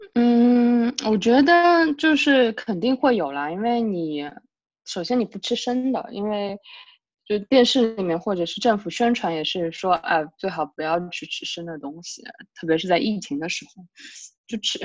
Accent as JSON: {"language": "Chinese", "region": "southern China", "country": "China", "moved": "yes", "said": "我是个南方人"}